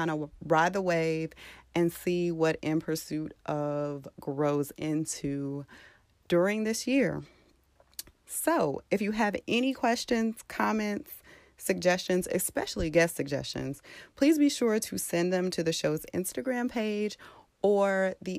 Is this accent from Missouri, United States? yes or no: yes; St. Louis, Missouri, United States; moved away as an adult; now in Dallas, United States; I am from St. Louis. I've been in Dallas for about 2.5 years now